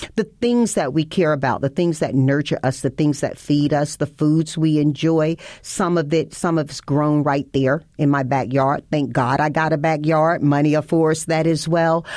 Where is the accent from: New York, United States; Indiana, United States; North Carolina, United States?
North Carolina, United States; Tarboro; Panola Street divided my hometown between white and black. And the diversity that you see now when you go to Tarboro, North Carolina didn't exist then